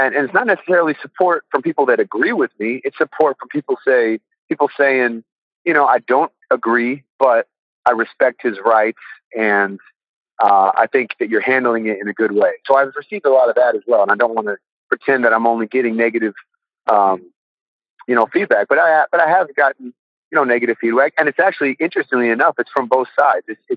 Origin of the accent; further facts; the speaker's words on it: California, United States; moved away as an adult; also born or lived in Austin, Texas; I'm from California. Grew up there.